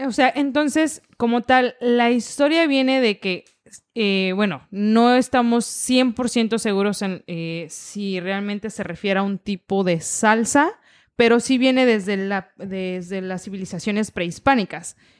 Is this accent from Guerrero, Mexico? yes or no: yes; Taxco, Guerrero, Mexico; yo soy de Tasco